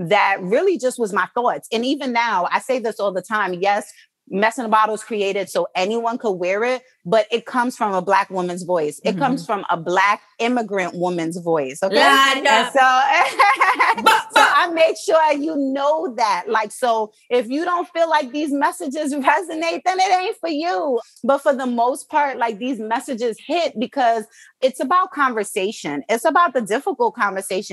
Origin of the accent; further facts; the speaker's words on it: New York City, New York, United States; moved away as an adult; also born or lived in Jamaica / Baltimore; I'm from Brooklyn, New York, well, born in Jamaica, but live in Brooklyn.